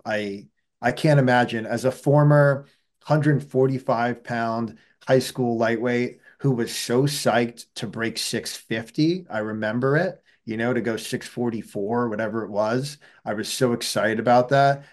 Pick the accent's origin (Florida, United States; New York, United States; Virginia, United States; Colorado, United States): New York, United States; New York City; moved away as an adult; now in Hanover, United States; I grew up, you know, right in the heart of Manhattan